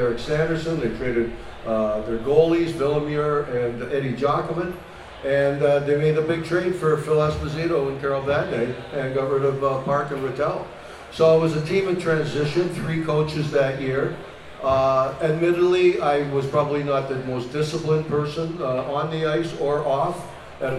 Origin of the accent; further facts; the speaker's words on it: Toronto, Ontario, Canada; I'm originally from Toronto, and this wasn't here when I was growing up.